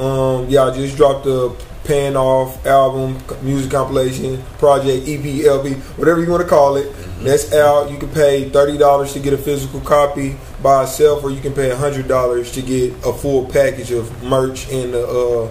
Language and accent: English; Tulsa, Oklahoma, United States; Of course, I love Tulsa. This is my home state. Gonna represent T-Town, Tulsa Progression.